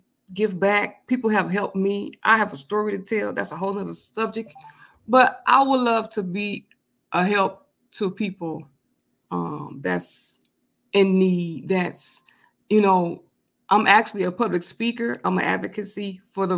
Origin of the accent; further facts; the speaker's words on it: Flint, Michigan, United States; also born or lived in California; I'm born and raised in Flint, Michigan, but I lived in California for 5 years, me and my mom, when I was young